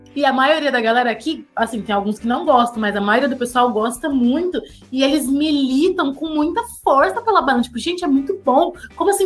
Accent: São Paulo, Brazil; moved away as an adult; a gente tá passando como paulistas

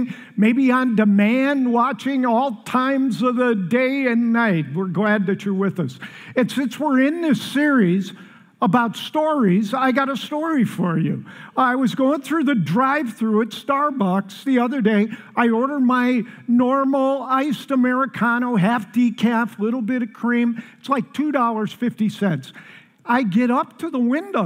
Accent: Chicago, Illinois, United States; now in Colorado, United States; I'm from Chicago

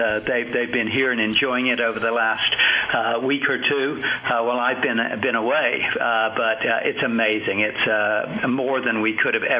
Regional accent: Taiwan; born there; Well, you know, I was born in Taiwan, so I have a long history there.

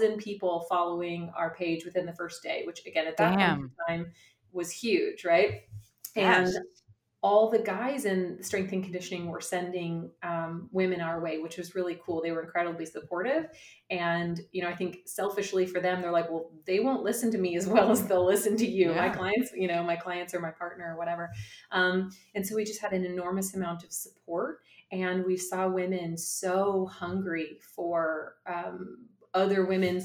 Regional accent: Kentucky, United States; we're from Kentucky.

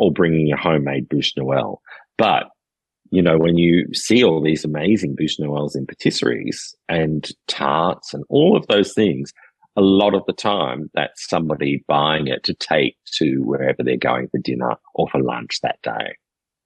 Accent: Wollongong, New South Wales, Australia; moved away as an adult; now in Poitou-Charentes, France; as an Australian

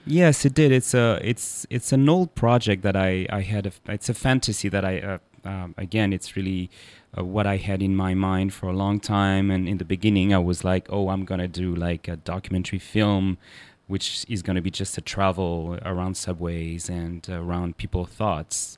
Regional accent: Paris, Île-de-France, France; I'm a Parisian and I was born in Paris and grew up there

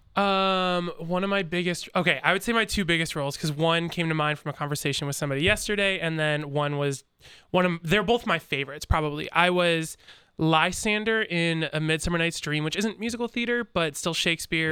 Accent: Chicago, Illinois, United States; now in Centerburg, United States; I am originally from Chicago.

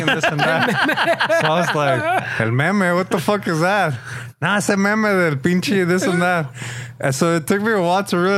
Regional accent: Bell Gardens, California, United States; when I was a kid, growing up in Bell Gardens

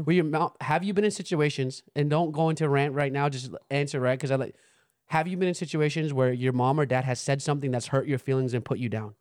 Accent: United States; We growing up in America

